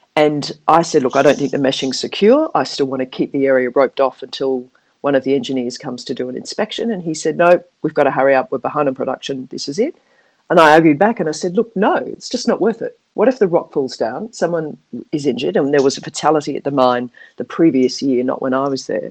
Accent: Perth, Western Australia, Australia; accent: Australian; moved away as an adult; also born or lived in Manly, New South Wales; now in Hong Kong; I'm Australian, as you uh, probably can pick up by my accent. Um, I went to school and university in Perth in Western Australia

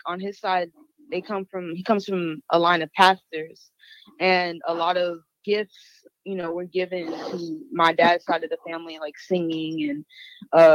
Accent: Houston, Texas, United States; now in San Antonio, United States; I'm originally from Houston, but currently I stay in San Antonio

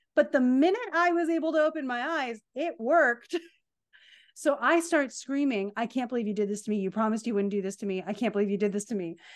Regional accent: Pennsylvania, United States; growing up in Pennsylvania stunk

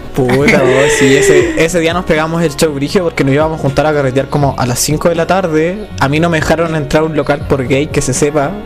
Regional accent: Calama, Antofagasta, Chile; also born or lived in Santiago; yo no soy de Santiago, yo, yo me fui un tiempo a ir a Santiago. Yo era, de Calama

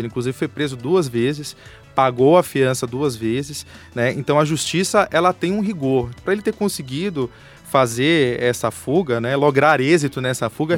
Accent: Bahia, Brazil; moved away as an adult; also born or lived in Rio de Janeiro; now in São Paulo, Brazil; sou da Bahia, moro aqui em São Paulo há 12 anos

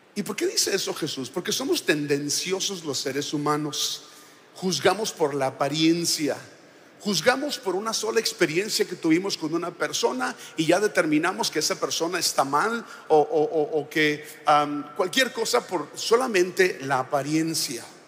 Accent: Sonora, Mexico; now in Monterrey, Mexico; yo soy de Sonora, yo digo, en el mejor estado

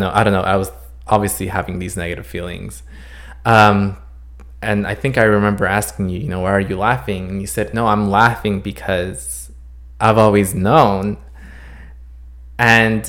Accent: Los Angeles, California, United States; also born or lived in Santa Cruz, California; We obviously live here in Los Angeles

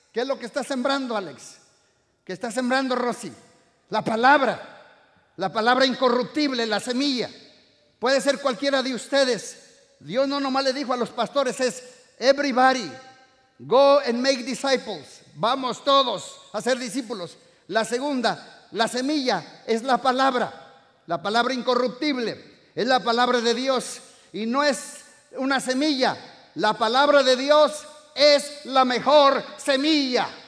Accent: Morelia, Michoacán, Mexico; moved away; Yo vengo de una iglesia hace 25 años, vinimos de México, ¿verdad? Más o menos. Estuvimos en una mega church. Yo vengo de Morelia, esa mega church.

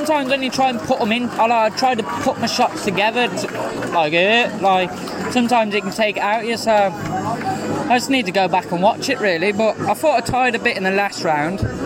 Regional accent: Telford, West Midlands, United Kingdom; My hometown, Telford

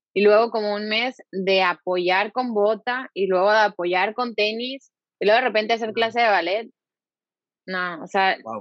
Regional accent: Monterrey, Nuevo León, Mexico; soy de aquí, soy de Monterrey, aquí está mi familia

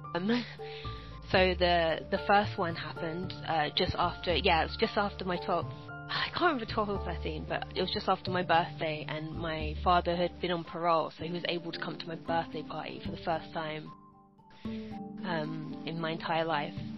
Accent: London, United Kingdom; I was born and raised in South London

